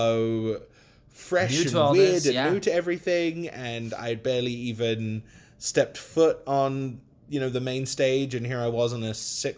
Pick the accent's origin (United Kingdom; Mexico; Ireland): United Kingdom; accent: British; I was the only one that had a British accent. But the director loved my accent so much he wanted me to keep it